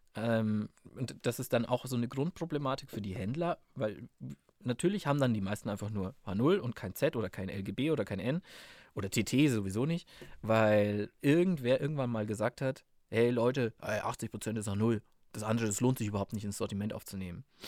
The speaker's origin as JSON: {"language": "German", "town": "Munich", "region": "Bavaria", "country": "Germany", "tie": "born or raised there", "said": "ich bin in Pasing aufgewachsen, das ist im Münchner Westen"}